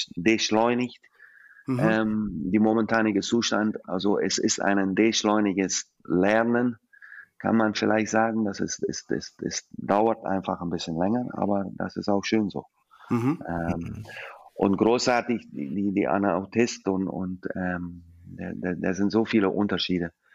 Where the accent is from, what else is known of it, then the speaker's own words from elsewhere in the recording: Scotland, United Kingdom; German is a second language; now in Germany; als alte Schotte